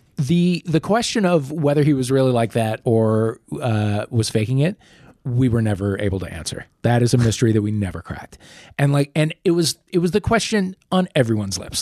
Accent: St. Louis, Missouri, United States; moved away as an adult; also born or lived in New York; I grew up in Saint Louis

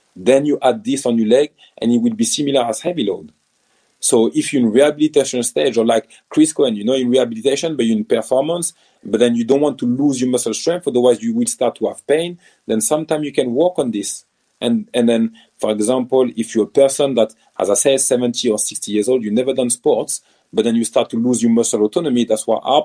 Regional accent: France; accent: French; first language French; English is a second language; moved away as an adult; also born or lived in Nottingham, England; now in United Kingdom; I'm born in France, but I'm African and proud of it. My parents are born and raised in Cameroon, so I grew up in France

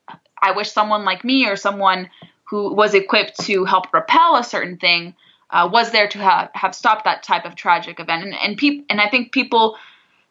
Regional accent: southern Orange County, Southern California, United States; I grew up in southern Orange County

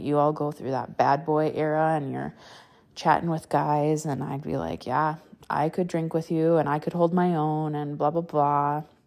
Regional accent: Wisconsin, United States; I grew up in the Midwest, Wisconsin, to be exact.

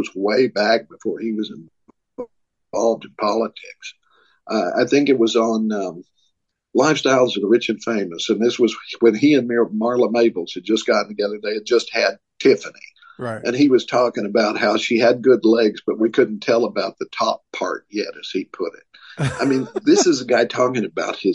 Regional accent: Tennessee, United States; I was born in Tennessee

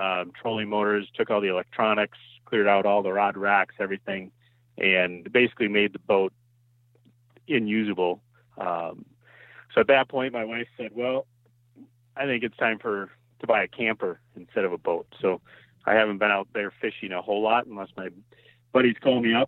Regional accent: South Central Wisconsin, United States; also born or lived in Stoughton, Wisconsin; I'm from South Central Wisconsin

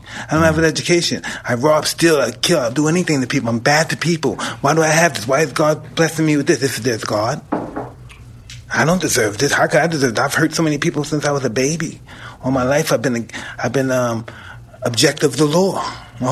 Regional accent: New York City, New York, United States; I'm from trash. I'm from Brownsville

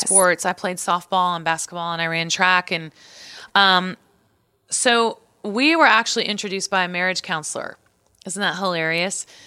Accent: Missouri, United States; moved away; also born or lived in Nashville, Tennessee; I grew up in Missouri, so I was always like Missouri Tigers fan

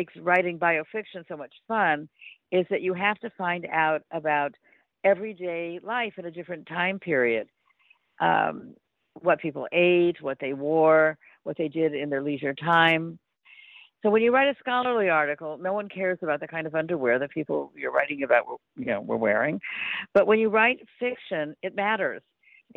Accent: Los Angeles, California, United States; I grew up in Los Angeles

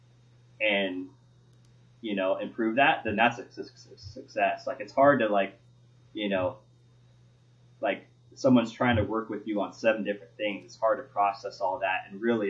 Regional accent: Oregon, United States; growing up in Oregon

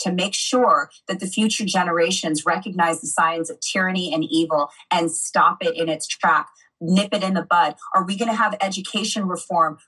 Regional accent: United States; I grew up in America.

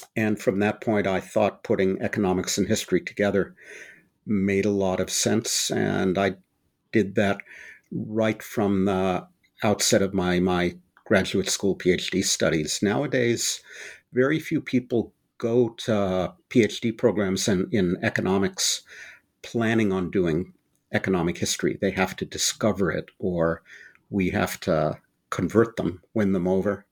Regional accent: Berkeley, California, United States; born or raised there

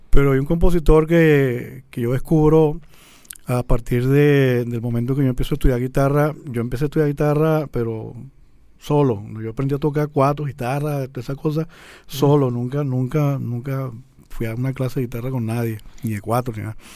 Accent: Guarenas, Miranda, Venezuela; also born or lived in Caracas; yo nací aquí en Caracas, pero mi familia se mudó a Guarena en el año

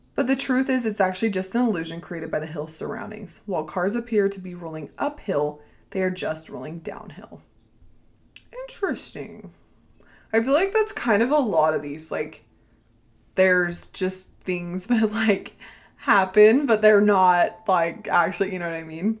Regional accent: Ohio, United States; I am from Ohio

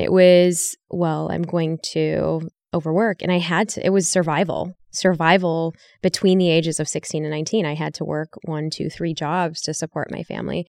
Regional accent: Chicago, Illinois, United States; moved away; I grew up in Chicago

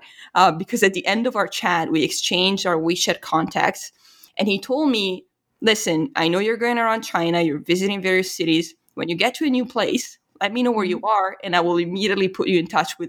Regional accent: Italy; So whenever I revealed that I was from Italy, there was just this immediate cultural recognition

